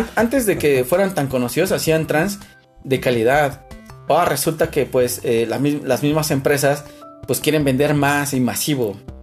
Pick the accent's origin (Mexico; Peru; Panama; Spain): Mexico